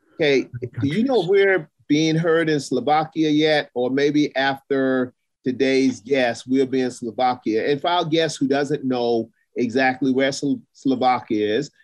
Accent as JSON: {"language": "English", "town": "Charleston", "region": "South Carolina", "country": "United States", "tie": "born or raised there", "said": "I grew up in Charleston, South Carolina, public housing, single mom"}